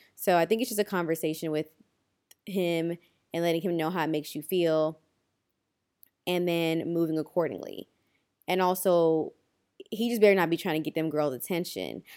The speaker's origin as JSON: {"language": "English", "country": "Kenya", "said": "as a Kenyan"}